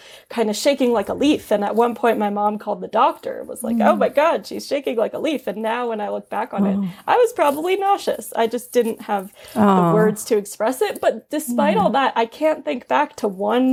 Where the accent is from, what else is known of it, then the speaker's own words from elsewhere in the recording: New York City, New York, United States; growing up in New York City.